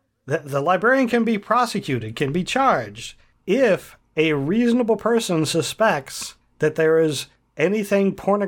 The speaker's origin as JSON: {"language": "English", "region": "Ohio", "country": "United States", "tie": "born or raised there", "lives_now": "Pennsylvania, United States", "said": "I know I grew up in Ohio where if there's an open container with alcohol in the car"}